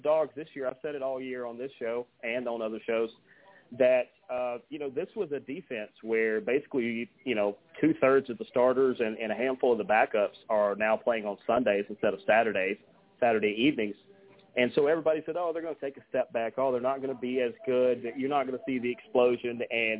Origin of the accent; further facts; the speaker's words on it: Dallas, Georgia, United States; I see how many people are from Paulding County because my hometown is Dallas. I live about 20 minutes away from it now, but I immediately look for the people from Dallas, from Hiram, from anywhere close